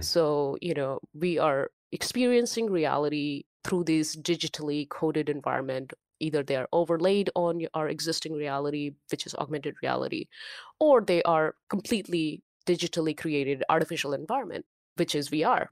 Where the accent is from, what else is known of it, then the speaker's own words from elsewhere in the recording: India; English is a second language; moved away as an adult; now in United States; originally I'm from India. I grew up in India.